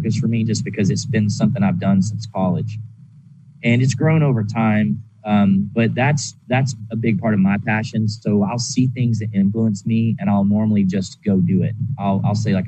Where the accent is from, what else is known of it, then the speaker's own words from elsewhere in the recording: the South, United States; that's my roots of growing up in the South